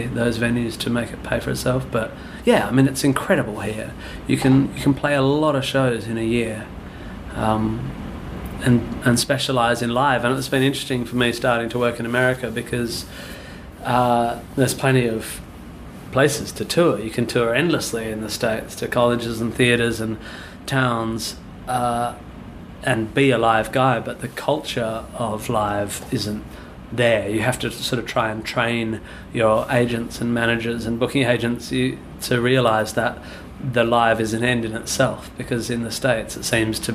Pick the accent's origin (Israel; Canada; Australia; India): Australia; Perth, Western Australia; now in London, United Kingdom; I grew up near Swanbourne Beach